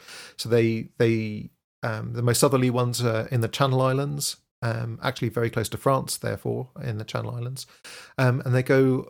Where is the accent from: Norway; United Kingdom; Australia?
United Kingdom; Aberdeen, Scotland; born there; So I was born in Aberdeen, which I don't know if you know this, but Aberdeen is fondly known as the Dallas of the North. It's the oil center of the UK. And so that's where I was born.